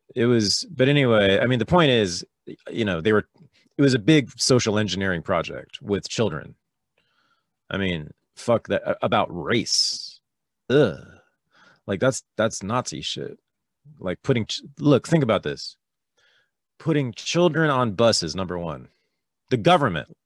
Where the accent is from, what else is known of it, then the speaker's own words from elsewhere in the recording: Berkeley, California, United States; I was born in Berkeley, California, in the San Francisco Bay Area in nineteen sixty-five